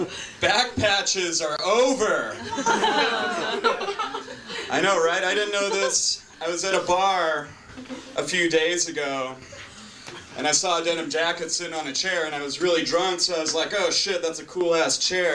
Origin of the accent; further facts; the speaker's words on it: Eugene, Oregon, United States; No, really, I'm from down south. I'm from Eugene.